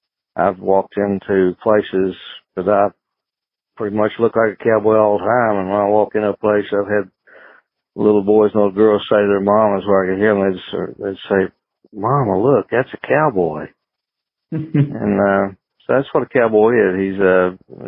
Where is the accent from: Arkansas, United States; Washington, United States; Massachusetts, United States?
Arkansas, United States; Boston Mountains; I was born and raised in the Boston Mountains, and that's in the northwest corner of Arkansas and Oklahoma